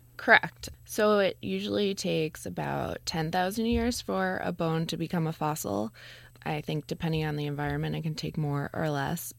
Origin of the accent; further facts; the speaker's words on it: New York, United States; I grew up in New York